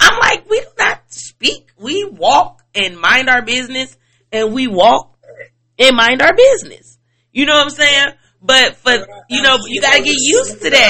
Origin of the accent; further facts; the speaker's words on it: Chicago, Illinois, United States; now in Atlanta, United States; I'm from Chicago